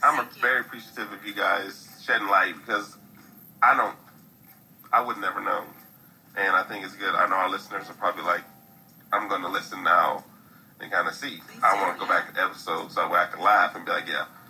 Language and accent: English; Midwest, United States; I'm, I'm from the Midwest